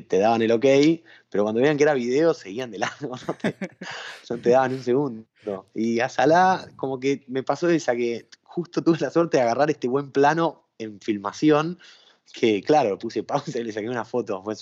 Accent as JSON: {"language": "Spanish", "country": "Argentina", "tie": "born there", "said": "nací siendo, o sea, nací en Argentina y siendo argentino"}